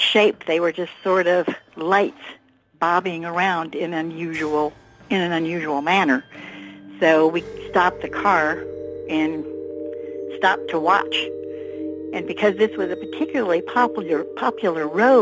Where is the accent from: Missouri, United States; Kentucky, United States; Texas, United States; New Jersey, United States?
Texas, United States; I was born in Texas in the early 40s, so I grew up in the time of UFOs